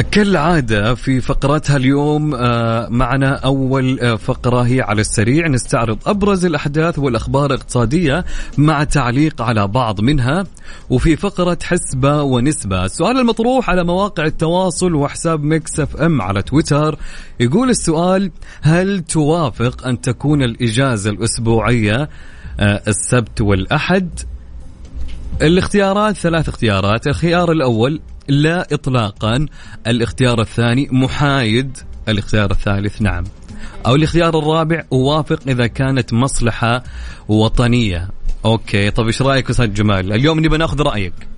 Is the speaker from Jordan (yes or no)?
no; Saudi Arabia; لنا كسعوديين